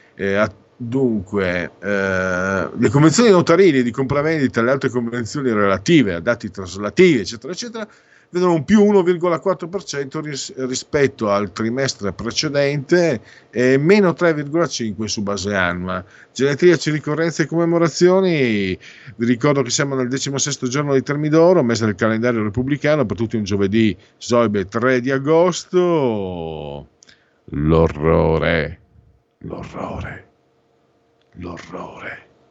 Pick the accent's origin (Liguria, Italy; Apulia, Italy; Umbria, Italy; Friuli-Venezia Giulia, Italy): Friuli-Venezia Giulia, Italy; moved away; io vengo dal Friuli